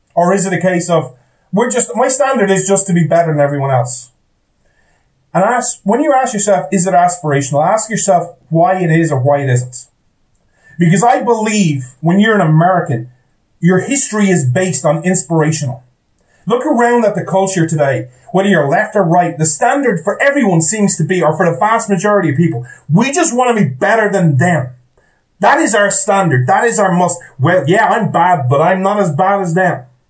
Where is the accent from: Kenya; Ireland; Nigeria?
Ireland; I'm an Irish guy